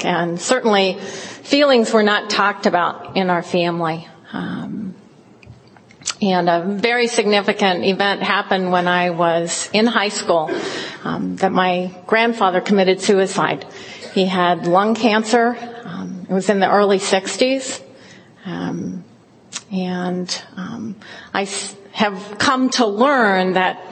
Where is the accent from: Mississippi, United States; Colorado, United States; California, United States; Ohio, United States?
California, United States; Fresno; I grew up in the Central Valley in California, in Fresno.